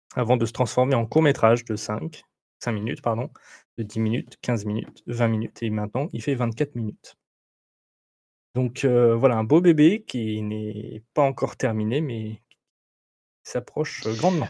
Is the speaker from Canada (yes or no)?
no; Roanne, Auvergne-Rhône-Alpes, France; je suis d'Auvergne-Rhône-Alpes. Je ne suis pas lyonnais, je suis, je suis rouennais, de Rouen, voilà, dans la Loire. Donc, je suis fier d'être rouennais